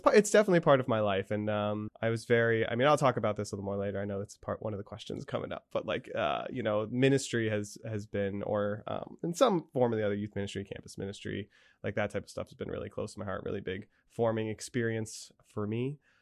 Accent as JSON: {"language": "English", "town": "Danville", "region": "Pennsylvania", "country": "United States", "tie": "born or raised there", "also_born_or_lived": "Scranton, Pennsylvania", "moved": "as an adult", "said": "I grew up in Saint Joseph's in Danville"}